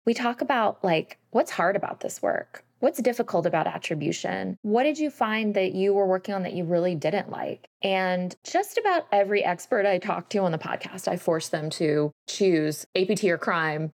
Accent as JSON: {"language": "English", "region": "Georgia", "country": "United States", "tie": "born or raised there", "said": "I was a Girl Scout, and I grew up in Georgia"}